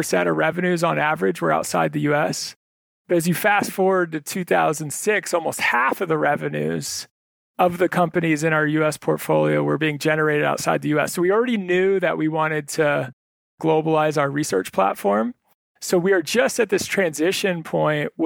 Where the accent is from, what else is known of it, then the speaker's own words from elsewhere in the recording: Northern Virginia, United States; moved away; I was originally from Northern Virginia.